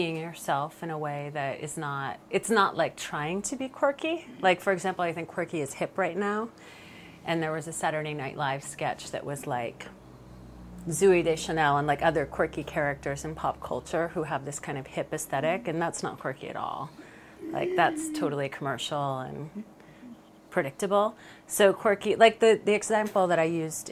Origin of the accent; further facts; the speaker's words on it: Rhode Island, United States; moved away; I grew up in Rhode Island, which is a very quirky, interesting state